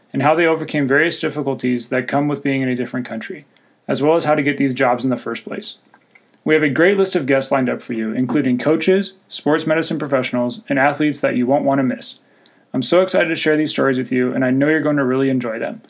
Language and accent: English; California, United States; also born or lived in Switzerland / China; I was born in Switzerland and moved to California when I was about 5 years old